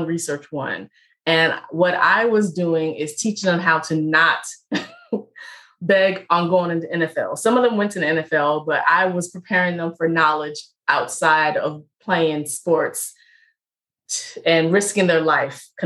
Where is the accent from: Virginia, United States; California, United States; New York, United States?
Virginia, United States; Richmond; I'm from Richmond, Virginia.